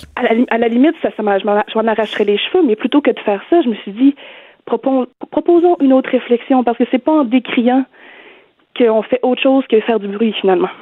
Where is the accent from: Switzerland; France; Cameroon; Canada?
Canada; Beauce, Quebec; now in Montreal, Canada; J'habite à Montréal, mais moi, je suis Beauceronne